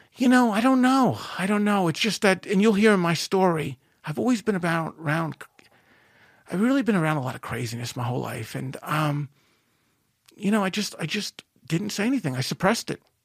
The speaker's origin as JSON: {"language": "English", "town": "Merrick", "region": "New York", "country": "United States", "tie": "born or raised there", "said": "I wind up growing up in Merrick"}